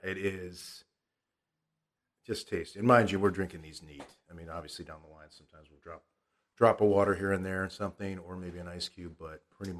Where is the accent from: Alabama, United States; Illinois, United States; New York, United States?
Illinois, United States; suffice to say, I've been born and raised in the Chicagoland area, and I do like the Bears.